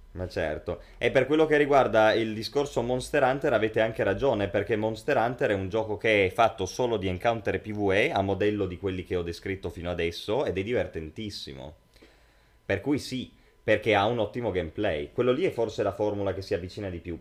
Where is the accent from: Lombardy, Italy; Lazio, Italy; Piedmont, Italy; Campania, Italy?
Piedmont, Italy; Langhe; ambientato nelle Langhe, infatti nei nostri luoghi